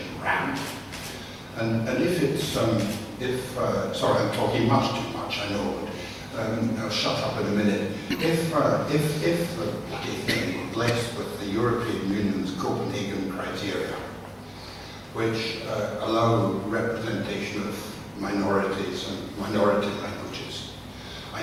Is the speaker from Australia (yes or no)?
no; Scotland, United Kingdom; as a Scotsman